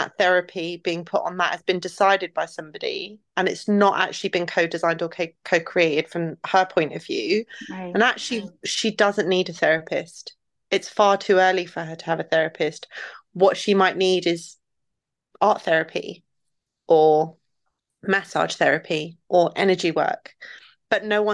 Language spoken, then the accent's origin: English; London, United Kingdom; also born or lived in Iraq; the community I built around me in the place in West London that I was raised